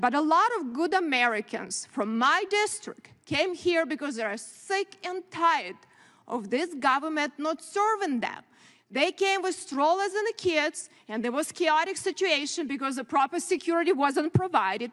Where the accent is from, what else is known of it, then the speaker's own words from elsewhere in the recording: Ukraine; now in United States; I grew up in very similar country, Ukraine now